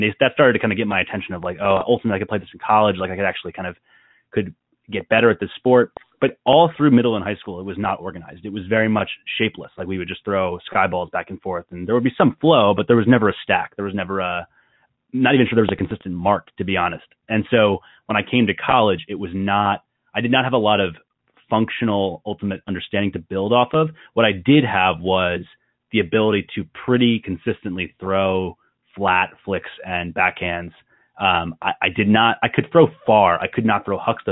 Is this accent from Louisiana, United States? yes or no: no; outside of Philadelphia, Pennsylvania, United States; I grew up outside of Philly.